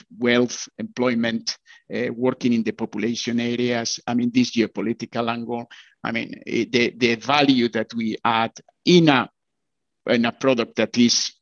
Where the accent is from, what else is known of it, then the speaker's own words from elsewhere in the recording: Bilbao, Basque Country, Spain; I come from Bilbao, so it's very close to Pamplona